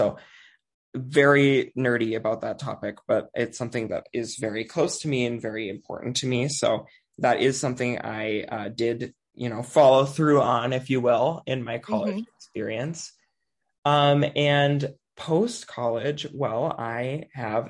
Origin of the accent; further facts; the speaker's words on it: Anoka, Minnesota, United States; I grew up in Anoka, Halloween capital of the world